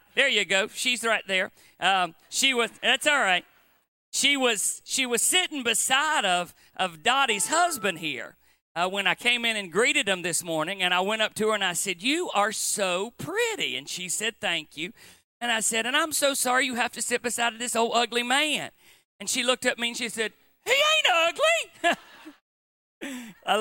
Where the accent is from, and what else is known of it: Appalachia, United States